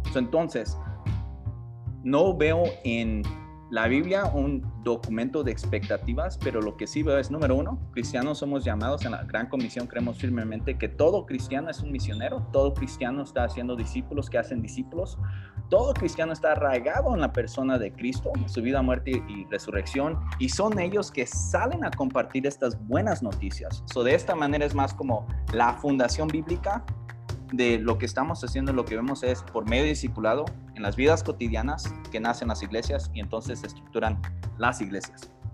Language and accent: Spanish; California, United States; accent: pocho; also born or lived in Michoacán; now in Querétaro, Mexico; nací en el estado de Michoacán y crecí en, California, en los Estados Unidos, por eso el acento medio, medio pocho.